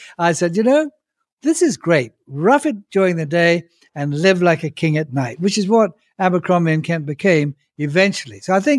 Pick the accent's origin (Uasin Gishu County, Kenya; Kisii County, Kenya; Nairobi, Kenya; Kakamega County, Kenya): Nairobi, Kenya; also born or lived in Zambia; I was born in Zambia, but grew up in Kenya, schooled, everything there. And at aged about 16, I was at the Duke of York School in Nairobi, Kenya.